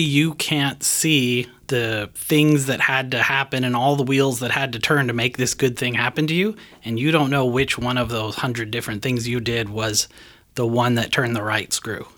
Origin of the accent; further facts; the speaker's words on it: Canada; now in United States; I'm from Canada